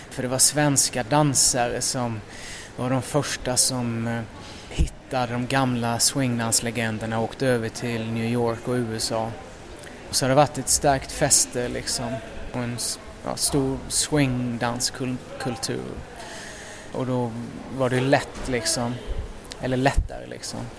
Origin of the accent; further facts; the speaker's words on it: Älmhult, Kronoberg County, Sweden; moved away; Älmhult i Småland, ja.